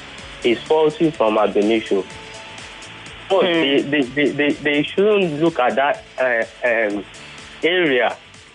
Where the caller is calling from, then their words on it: Ilasa, Nigeria; from Ilasa.